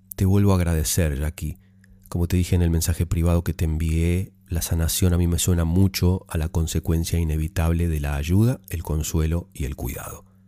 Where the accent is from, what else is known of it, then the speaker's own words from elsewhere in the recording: Argentina; moved away as an adult; now in Australia; Soy argentina, tengo 23 años. Hace ocho meses vine a vivir a Australia